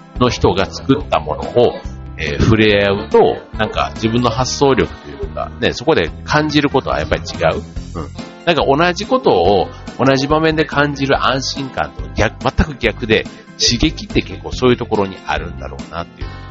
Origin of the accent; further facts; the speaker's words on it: Kansai, Japan; 僕なんかよく関西人だからって言ってね